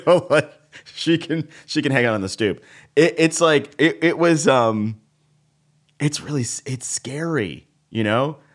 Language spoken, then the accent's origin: English; Dallas, Texas, United States; now in New York, United States; I was raised in Texas